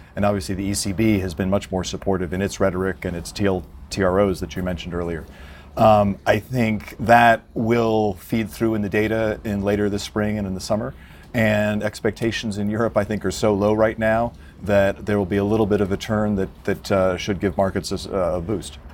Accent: United States; as an American watching this from afar

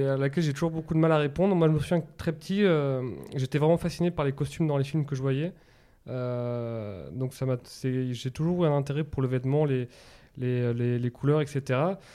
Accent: Annecy, Auvergne-Rhône-Alpes, France; born there; also born or lived in Basque Country / Tours; moi je suis né à Annecy mais je suis resté que 6 mois. Par contre, ma mère est basque, donc on a beaucoup vécu au Pays Basque, ensuite à Tours.

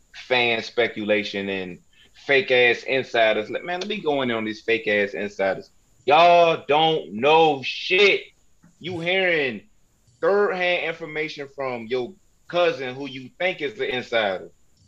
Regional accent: Newport News, Virginia, United States; I grew up in New Panoos

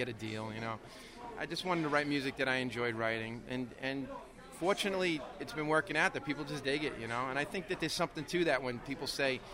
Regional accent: New York City, New York, United States; Born and raised, I've lived in Brooklyn my entire life

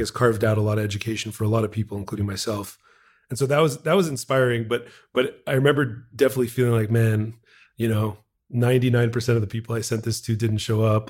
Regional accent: Montreal, Quebec, Canada; I'm from Montreal, Quebec, Canada. born and raised.

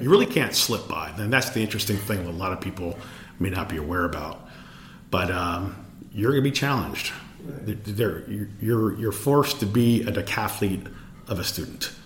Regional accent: Los Angeles, California, United States; I was born in Los Angeles, and I'm the youngest of six children

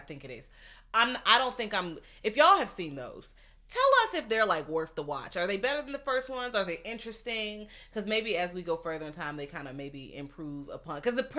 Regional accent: the South, United States; I'm from the South. I'm not gonna lie and say they just cool.

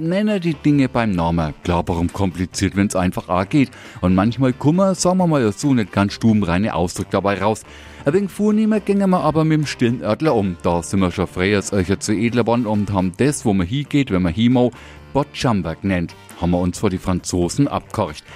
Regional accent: Franconia, Bavaria, Germany; Mir Franken

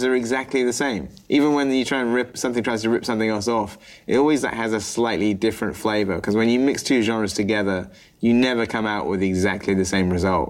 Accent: United Kingdom; as a British guy

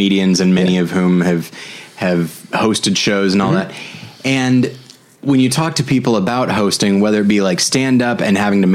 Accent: California, United States; moved away; also born or lived in Denver / Missouri / Chicago; I was raised in California

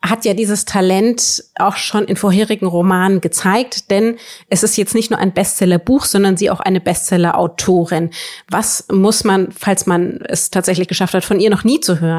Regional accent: Northern Germany, Germany; Erstens bin ich Norddeutsche, da geht's schon mal los.

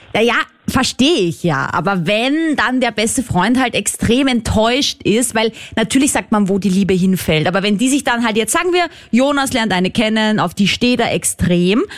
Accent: Vienna, Austria; ich bin ja aus Wien, das ist eine Großstadt

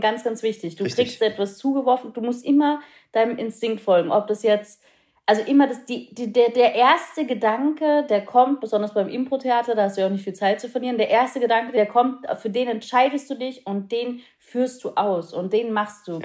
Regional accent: Austria; moved away; ich bin in Österreich aufgewachsen

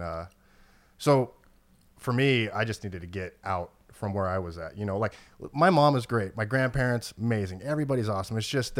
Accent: Oregon, United States; I grew up in Oregon, pretty much my whole life.

